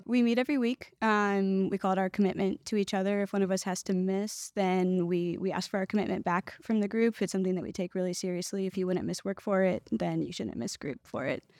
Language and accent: English; Northern Virginia, United States; now in Nashville, United States; I'm originally from Northern Virginia, not from Nashville at all. Grew up with parents that loved Jesus really well